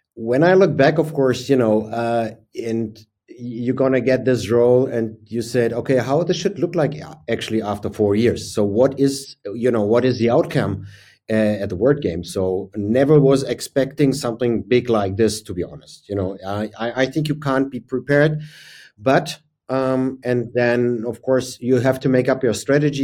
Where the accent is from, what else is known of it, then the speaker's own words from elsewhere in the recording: Berlin, Germany; my hometown is and was Berlin at that time